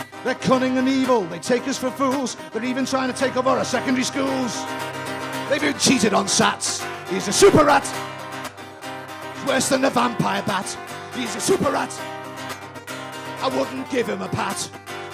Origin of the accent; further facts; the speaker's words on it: Liverpool, North West England, United Kingdom; my hometown of Liverpool